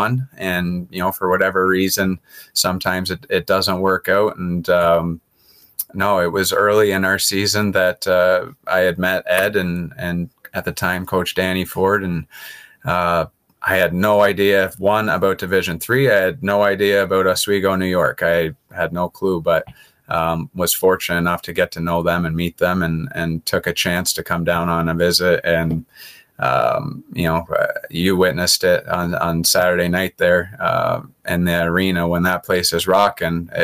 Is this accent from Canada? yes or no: yes; Canada; moved away as an adult; also born or lived in France; I do have a minor French background just in terms of growing up in Canada